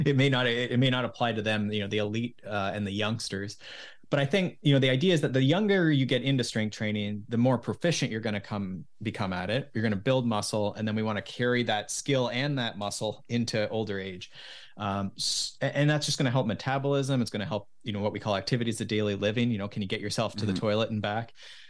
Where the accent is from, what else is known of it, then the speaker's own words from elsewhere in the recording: Mansfield, Ontario, Canada; now in Collingwood, Canada; I grew up in Mansfield. So just south of there.